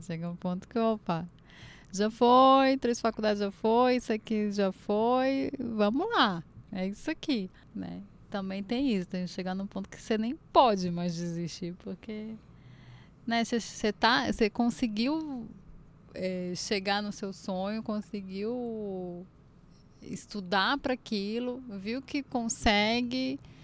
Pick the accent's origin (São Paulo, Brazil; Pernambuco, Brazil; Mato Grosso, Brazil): Pernambuco, Brazil; eu, como boa pernambucana